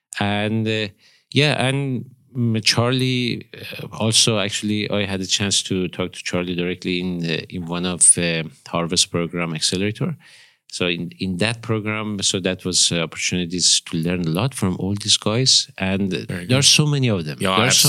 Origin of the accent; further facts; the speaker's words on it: northeast Iran, Iran; born there; English is a second language; moved away as an adult; also born or lived in Tehran; Actually, I was born in Iran.